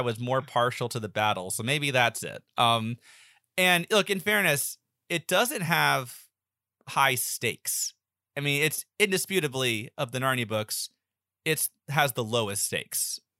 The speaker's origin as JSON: {"language": "English", "region": "the South", "country": "United States", "tie": "born or raised there", "said": "I grew up in the South my whole life"}